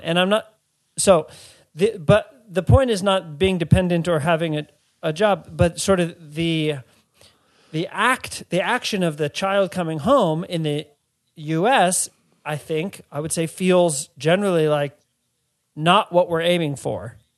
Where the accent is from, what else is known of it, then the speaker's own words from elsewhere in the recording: Washington, District of Columbia, United States; the place that I grew up in Washington, D C, isn't where my parents are from.